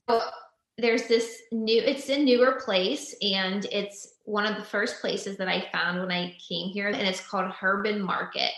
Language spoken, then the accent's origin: English; Pennsylvania, United States; moved away as an adult; also born or lived in Los Angeles, California; now in Franklin, United States; we're both from Pennsylvania